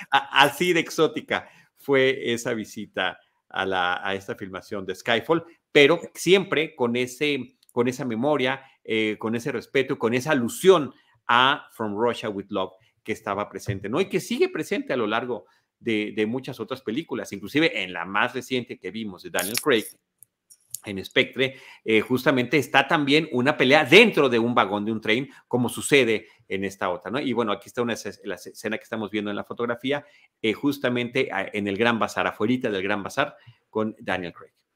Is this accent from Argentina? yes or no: no; Mexico; soy mexicano